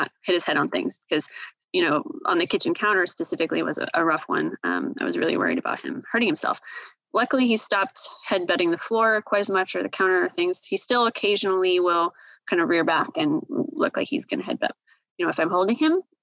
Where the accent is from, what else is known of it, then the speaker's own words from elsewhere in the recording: Seattle, Washington, United States; I am originally from the Seattle area.